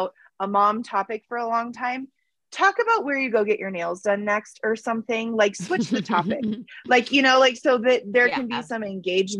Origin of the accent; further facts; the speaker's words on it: Denver, Colorado, United States; I grew up in Colorado, not in Colorado Springs, more in the Denver area